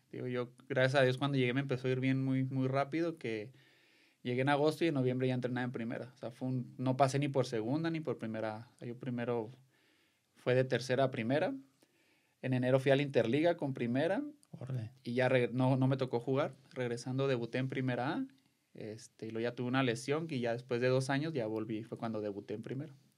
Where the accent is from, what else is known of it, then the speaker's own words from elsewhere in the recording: Delicias, Chihuahua, Mexico; also born or lived in Guadalajara; now in Tepatitlán, Mexico; yo soy de, de Delicia, Chihuahua